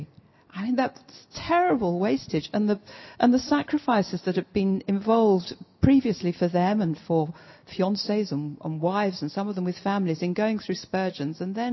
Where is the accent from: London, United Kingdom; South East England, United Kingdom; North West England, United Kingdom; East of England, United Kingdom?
London, United Kingdom; moved away as an adult; also born or lived in Southampton / Brighton; Southampton to me as a Londoner through and through felt like a foreign country